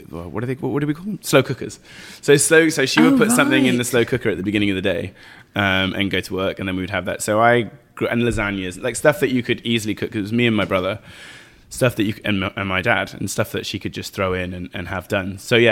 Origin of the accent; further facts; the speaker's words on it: England, United Kingdom; And actually growing up in England, bolognese was like, you could see the meat.